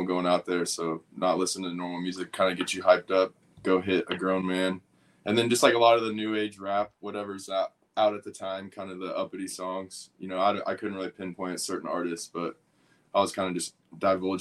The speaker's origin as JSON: {"language": "English", "town": "Wichita", "region": "Kansas", "country": "United States", "tie": "born or raised there", "moved": "yes", "lives_now": "Florida, United States", "said": "Growing up in Wichita, Kansas, my dad playing for the Chiefs"}